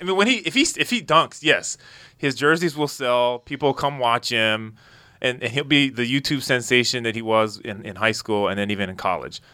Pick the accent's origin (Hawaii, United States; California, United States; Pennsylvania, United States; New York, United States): Hawaii, United States; moved away; also born or lived in Minnesota; I grew up in Hawaii and Minnesota